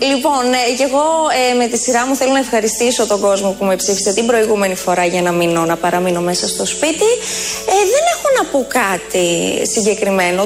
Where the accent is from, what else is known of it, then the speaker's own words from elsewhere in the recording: Veria, Central Macedonia, Greece; κατάγομαι από τη Μακεδονία, είμαι από τη Βέρεια εγώ, ένα, κεφαλο, ένα χωριό που ονομάζεται Κεφαλοχώρη